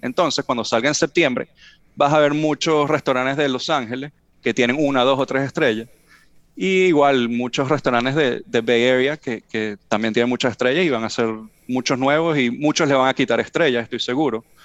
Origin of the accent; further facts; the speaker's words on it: Venezuela; now in California, United States; le digo venezolano